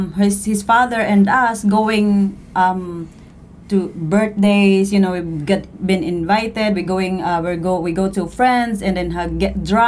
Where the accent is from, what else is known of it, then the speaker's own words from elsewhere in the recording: Panabo, Davao Region, Philippines; I grew up in Davao del Norte in Panabo.